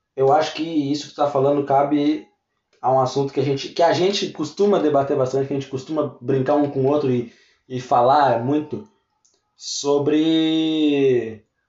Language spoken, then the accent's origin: Portuguese; Pelotas, Rio Grande do Sul, Brazil; a gente é de Pelotas, interior, né, no sul do Rio Grande do Sul